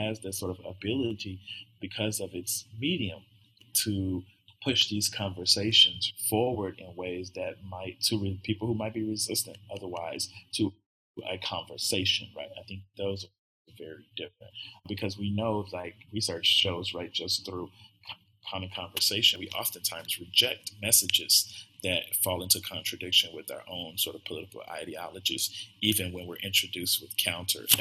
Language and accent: English; the South, United States; I'm from the South